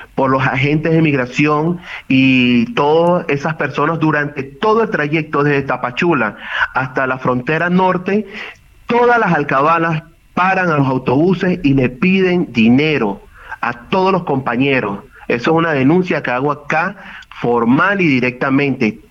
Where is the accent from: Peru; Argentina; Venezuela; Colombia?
Venezuela; moved away as an adult; also born or lived in Mexico City, Mexico; Yo salí de Venezuela hace siete años